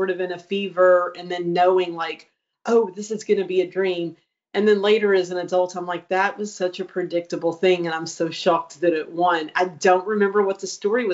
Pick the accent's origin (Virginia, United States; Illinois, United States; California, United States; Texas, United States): Texas, United States; Longview; accent: East Texas; very East Texas. I'm from Longview, Texas, which is kind of by Shreveport